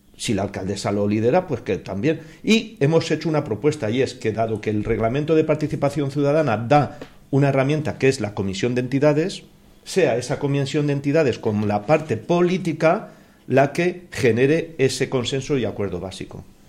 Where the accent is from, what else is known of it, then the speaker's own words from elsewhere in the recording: Motilla del Palancar, Castilla-La Mancha, Spain; moved away as an adult; now in Perales del Río, Spain; yo, que soy de pueblo, acabo de cumplir hace poquito 60 años y llevo 40 en Perales desde el 78, más tiempo que en mi pueblo Motilla del Palancar de Cuenca